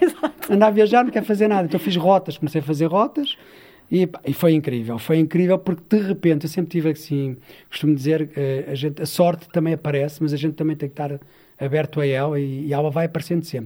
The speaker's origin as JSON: {"language": "Portuguese", "town": "Sintra", "region": "Lisbon", "country": "Portugal", "tie": "born or raised there", "moved": "as an adult", "lives_now": "Mação, Portugal", "said": "Eu cresci em Sintra, numa, terra que é Algueirão"}